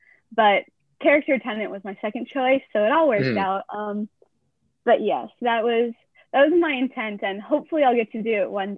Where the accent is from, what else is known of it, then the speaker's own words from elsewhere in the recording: Fort Worth, Texas, United States; Yes, I am. I'm from Fort Worth, Texas, but okay. I go to school at Sam Houston.